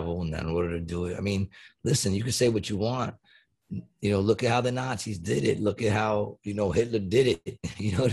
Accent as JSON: {"language": "English", "country": "United States", "tie": "born or raised there", "said": "I love the fact that I grew up in this, what used to be a great country of ours."}